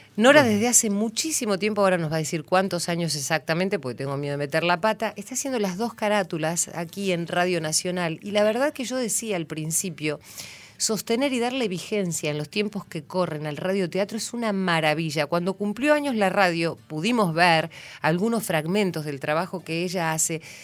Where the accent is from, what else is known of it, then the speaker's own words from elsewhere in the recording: San Antonio de Areco, Buenos Aires Province, Argentina; yo soy de San Antonio de Areco